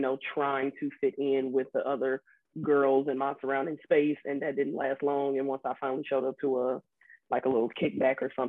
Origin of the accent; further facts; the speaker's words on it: Chicago, Illinois, United States; I'm originally from Chicago, Illinois